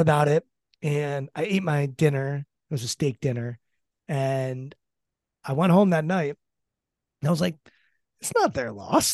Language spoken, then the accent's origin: English; Maryland, United States; I'm from Maryland